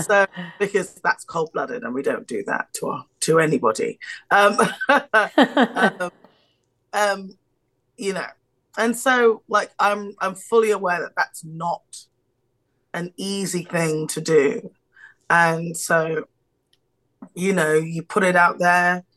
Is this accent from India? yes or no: no; United Kingdom; I'm British.